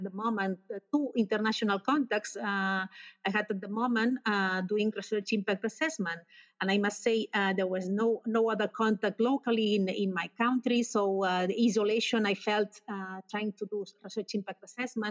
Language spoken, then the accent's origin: English; Spain; I am from Spain